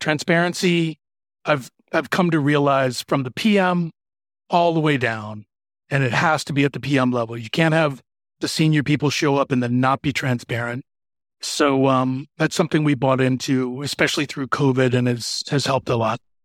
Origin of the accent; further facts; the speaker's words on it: Michigan, United States; moved away as an adult; also born or lived in Philadelphia; now in Chicago, United States; I grew up in Michigan in the Midwest here in the U S